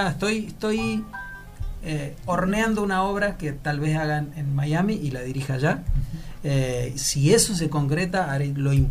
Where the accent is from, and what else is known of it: Laguna Larga, Córdoba, Argentina; moved away